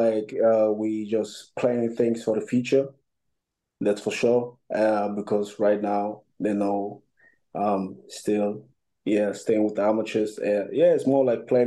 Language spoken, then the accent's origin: English; Germany; also born or lived in Buea, Cameroon; I came to Germany by the age of 8.